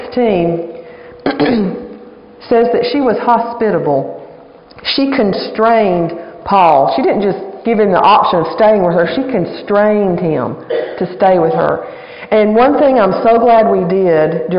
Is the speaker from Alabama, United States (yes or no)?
yes; Alabama, United States; now in Virginia, United States; I am from Alabama. I'm an Alabama girl